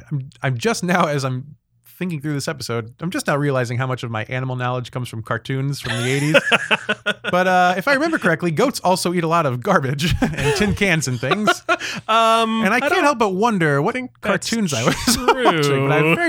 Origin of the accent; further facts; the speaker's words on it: Midwest, United States; I wasn't from the South, I'm from the Midwest.